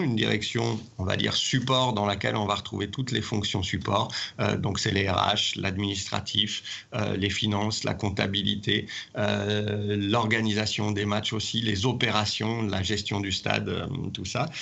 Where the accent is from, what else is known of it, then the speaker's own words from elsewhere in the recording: Saint-Étienne, Auvergne-Rhône-Alpes, France; moved away as an adult; also born or lived in Haute-Savoie / Nice; now in Lyon, France; j'ai grandi à Saint-Étienne.